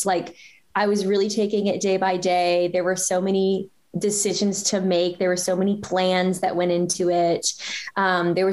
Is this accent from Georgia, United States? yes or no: yes; small town Georgia, United States; moved away as an adult; now in San Francisco, United States; I grew up in kind of the South, in small town, semi-small town, Georgia